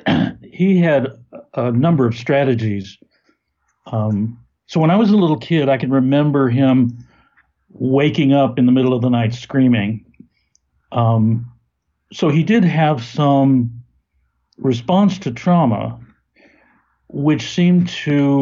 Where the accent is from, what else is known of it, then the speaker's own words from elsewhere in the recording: Texas, United States; also born or lived in St. Louis, Missouri; I grew up in Texas, going to my father's lab